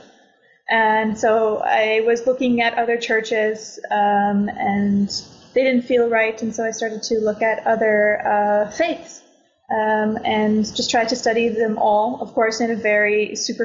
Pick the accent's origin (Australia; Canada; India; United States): Canada; now in Portugal; I'm from Canada